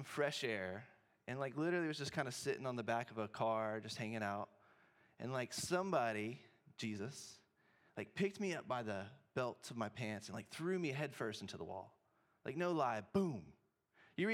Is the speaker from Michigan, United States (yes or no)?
no; Memphis, Tennessee, United States; moved away as an adult; also born or lived in Cookeville, Tennessee; now in Corvallis, United States; I grew up in Memphis, Tennessee.